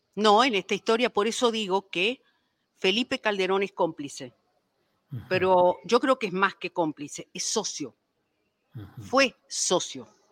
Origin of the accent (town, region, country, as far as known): Paraguay; now in Mexico